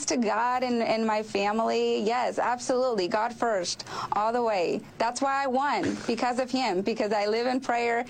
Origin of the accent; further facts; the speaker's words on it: Mexico; now in South Texas, United States; Well, because I was born in Mexico is that I am Republican, because I was raised with strong conservative values